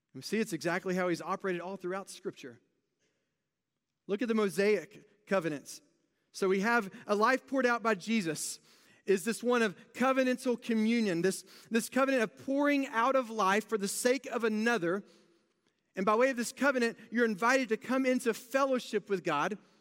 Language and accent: English; United States; being very American